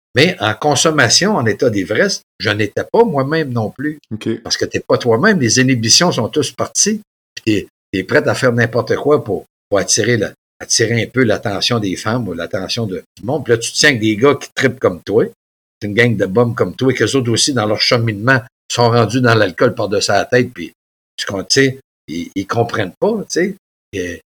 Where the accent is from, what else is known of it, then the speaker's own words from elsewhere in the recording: Mont-Joli, Quebec, Canada; Il y avait un gym chez nous, à Montjoly